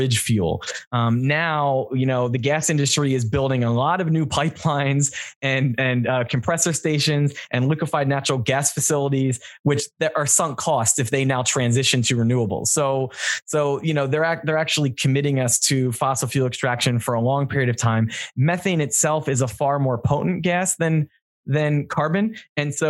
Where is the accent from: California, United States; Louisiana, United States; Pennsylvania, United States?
Pennsylvania, United States; moved away as an adult; now in New York City, United States; I'm from Pennsylvania